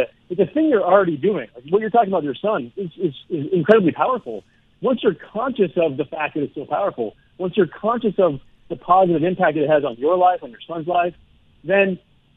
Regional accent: Denver, Colorado, United States; I'm from Denver

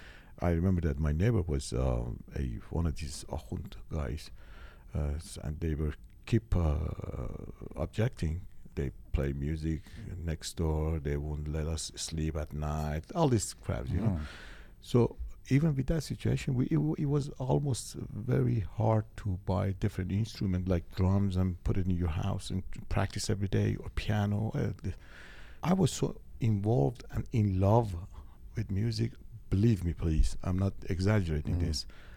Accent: Tehran Province, Iran; God, for an 8 years old kid, Iranian.

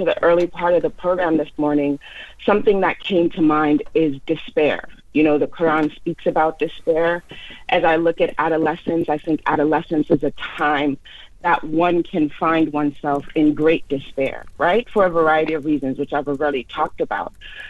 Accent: Jamaica; now in United States; I was an immigrant to the United States, as it said in my social media tagline. I came from Jamaica.

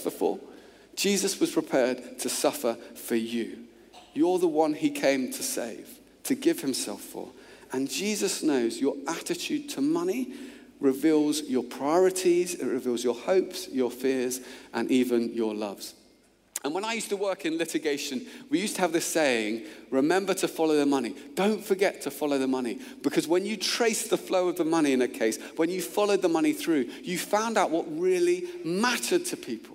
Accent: Luton, East of England, United Kingdom; moved away as an adult; also born or lived in Oxford; where I grew up in Luton, it was cars.

